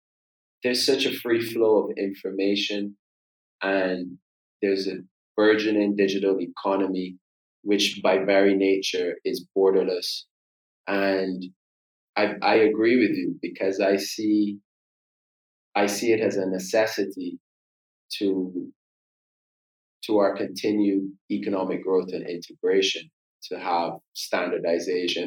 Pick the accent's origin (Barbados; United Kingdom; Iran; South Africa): Barbados; being born and raised in Barbados